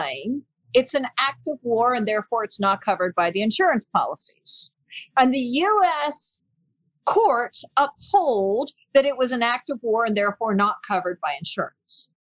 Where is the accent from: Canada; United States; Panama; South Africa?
Panama; accent: American; also born or lived in England / Australia / New Zealand; My dad is from New Zealand and my mom is English. So I've lived mainly in Panama most of my life. I've lived in England, Australia, New Zealand, and I speak English with an American accent.